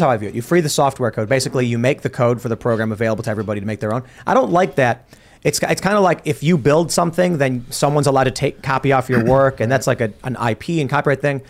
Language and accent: English; Chicago, Illinois, United States; I grew up in Chicago very liberal